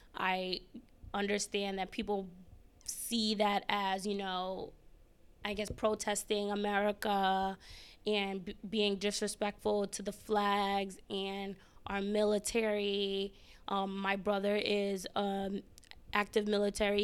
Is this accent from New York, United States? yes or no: yes; New York City, New York, United States; moved away as an adult; also born or lived in Ghana (family ancestry); now in Washington, D.C., United States; I am from the Bronx